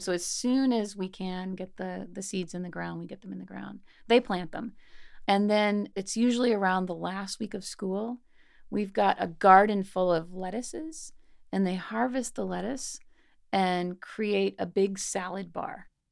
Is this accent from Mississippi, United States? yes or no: yes; Mississippi, United States; I grew up in Mississippi and lived in a fairly small uh, but college town